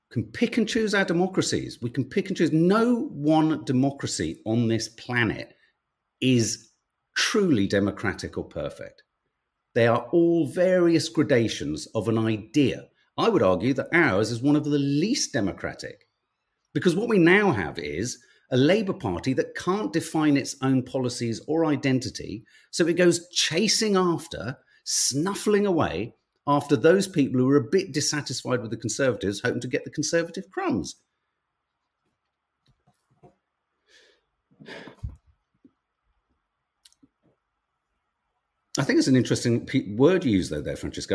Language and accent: English; Birmingham, West Midlands, United Kingdom; I was born in Handsworth